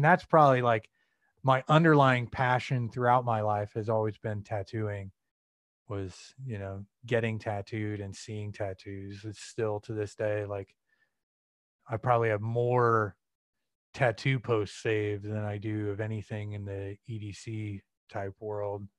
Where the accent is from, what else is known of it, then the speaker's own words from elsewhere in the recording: Peoria, Illinois, United States; moved away as an adult; also born or lived in Chicago, Illinois; now in Arizona, United States; I'm originally from the Midwest. Central Illinois, uh, grew up there for about eighteen years, uh, Peoria